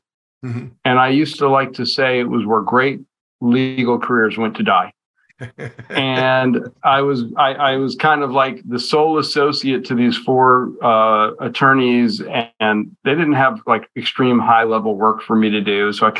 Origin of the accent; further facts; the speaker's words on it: Laredo, Texas, United States; born there; Actually, my dad left for Vietnam about 8 days after I was born. So I was born in the Laredo Air Force Base, as a matter of fact.